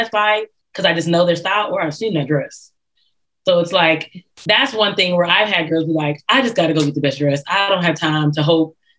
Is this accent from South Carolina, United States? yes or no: yes; South Carolina, United States; now in Atlanta, United States; I'm from South Carolina